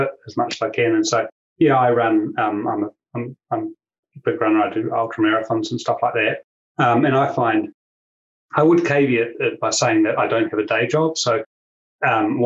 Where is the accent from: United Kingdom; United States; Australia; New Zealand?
New Zealand; as people will know, will sense from my accent, I'm from New Zealand and I'm down here in New Zealand